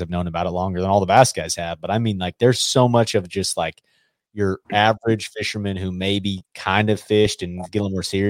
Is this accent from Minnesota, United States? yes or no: no; Colorado, United States; growing up in Colorado